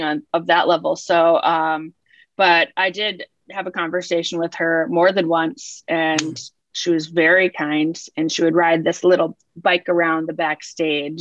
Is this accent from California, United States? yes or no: no; Minnesota, United States; also born or lived in New York / South Salem, New York; now in Charleston, United States; I grew up in Minnesota